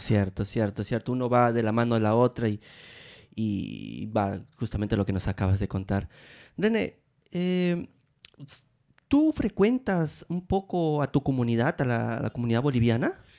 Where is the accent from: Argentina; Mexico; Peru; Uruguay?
Peru; also born or lived in Rome, Italy; now in Italy; yo soy de Perú